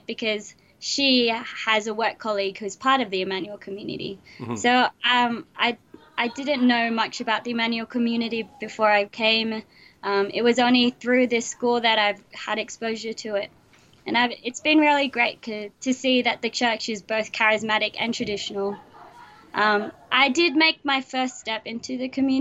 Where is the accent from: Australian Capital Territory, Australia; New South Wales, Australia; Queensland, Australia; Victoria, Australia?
New South Wales, Australia; Sydney; I was born in Sydney, Australia